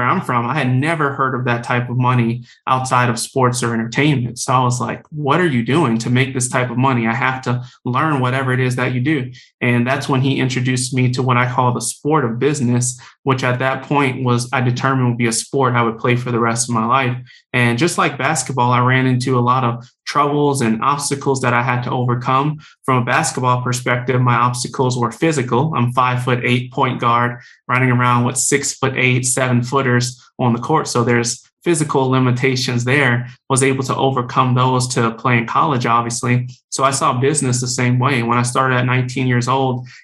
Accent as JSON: {"language": "English", "town": "New Orleans", "region": "Louisiana", "country": "United States", "said": "I'm from New Orleans, Louisiana, originally"}